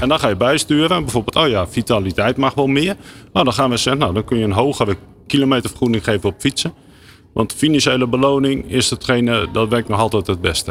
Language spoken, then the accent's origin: Dutch; Netherlands; we dat als Nederlander